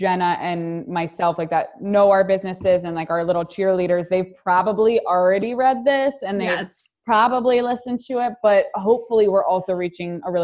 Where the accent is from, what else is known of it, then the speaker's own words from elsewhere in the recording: Pittsburgh, Pennsylvania, United States; also born or lived in New Jersey / New York; now in Florida, United States; I'm from Pittsburgh and I was in New Jersey and New York